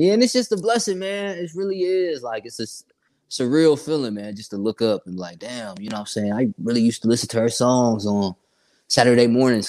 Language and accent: English; Sanford, Florida, United States; also born or lived in Columbus; I was born in Columbus, but I ended up moving to Florida as a young kid to a city called Sanford. It's 30 minutes outside of Orlando. You know what I'm saying? So I grew up kind of out in Sanford, man.